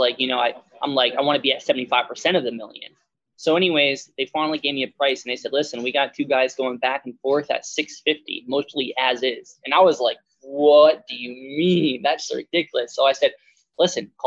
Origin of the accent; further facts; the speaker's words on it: Connecticut, United States; moved away as an adult; now in West Virginia, United States; I'm in West Virginia now, I'm from Connecticut